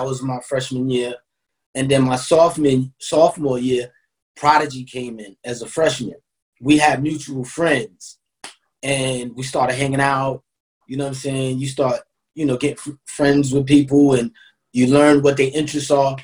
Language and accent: English; New York City, New York, United States; I moved to Queensbridge when I was about like 6 years old